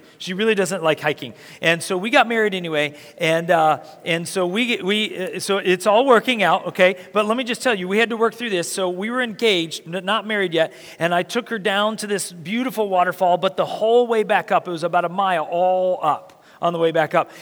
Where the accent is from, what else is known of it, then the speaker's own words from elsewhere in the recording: Marion, Indiana, United States; I was born in Marion, Indiana, which is in central Indiana